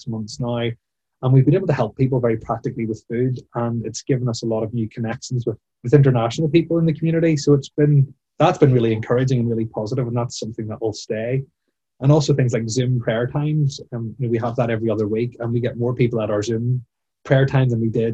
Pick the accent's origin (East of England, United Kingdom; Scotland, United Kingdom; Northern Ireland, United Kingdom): Northern Ireland, United Kingdom; Bangor; I grew up in Ballycrocken as a teenager and as a child in the congregation